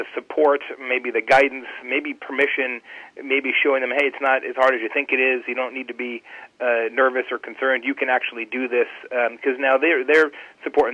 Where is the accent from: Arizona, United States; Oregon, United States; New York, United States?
Arizona, United States; now in Indiana, United States; I'm originally from Arizona. I live in Indiana now.